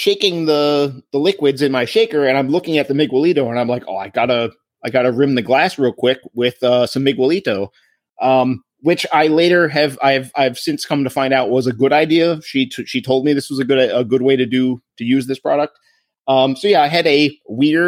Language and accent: English; Annapolis, Maryland, United States; I am from Maryland, and I went to high school in Annapolis